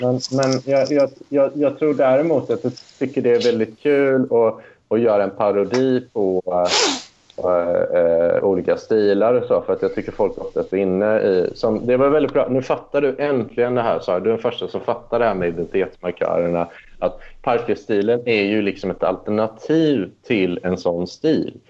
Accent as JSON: {"language": "Swedish", "town": "Deje", "region": "Värmland", "country": "Sweden", "tie": "born or raised there", "also_born_or_lived": "Tidaholm / Lund", "moved": "yes", "said": "första åren när jag växte upp, då, då, då växte jag upp i så här riktig arbetarkommun. Det är ju liksom mindre, mindre än Tidaholm till och med, liksom, eh, där jag gick i plugget. Så det är ju Deje då, där bodde 3000 pers."}